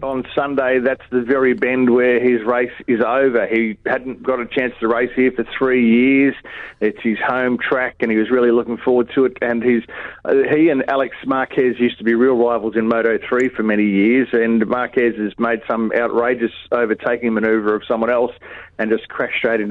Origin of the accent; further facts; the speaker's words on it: Mackay, Queensland, Australia; my hometown of Mackay